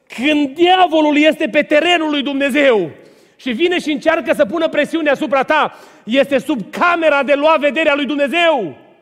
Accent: Romania; Eu am crescut lângă Dunăre și am notat ca o broscuță de mic

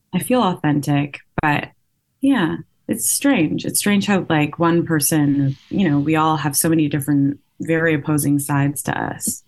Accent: Vancouver, British Columbia, Canada; I'm from Vancouver. Um, and I live here.

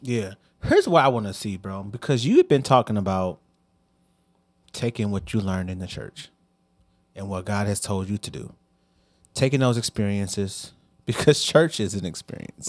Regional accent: Hazelwood, Missouri, United States; also born or lived in Bellefontaine Neighbors, Missouri; I came from East, man. Shout out to the Spartans

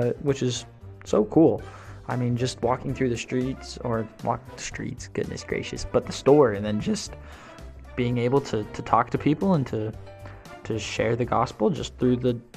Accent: Utah, United States; moved away as an adult; now in Fort Worth, United States; I'm from Utah

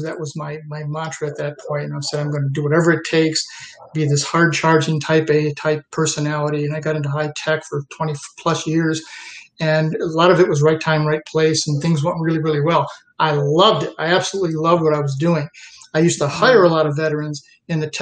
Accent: Western New York, United States; also born or lived in Troy, New York; I grew up in Western New York, a very large Italian family

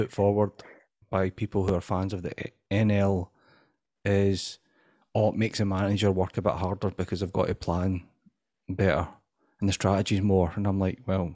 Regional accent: United Kingdom; being British doesn't sit right with me

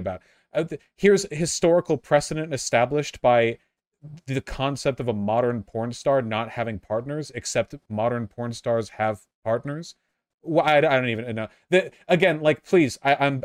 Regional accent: United States; I'm an American

